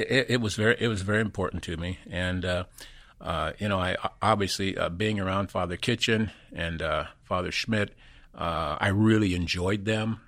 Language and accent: English; Peru, Indiana, United States; moved away as an adult; also born or lived in West Virginia; we migrated, uh, up to Peru, Indiana. And, uh, that's where I went to, uh, basically, uh, most of Catholic grade school and then high school there. But that's where, that, that's where I spent my boyhood days